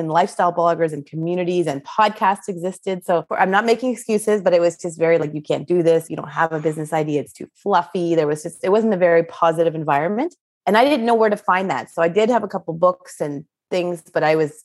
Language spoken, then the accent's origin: English; Canada; I grew up in Canada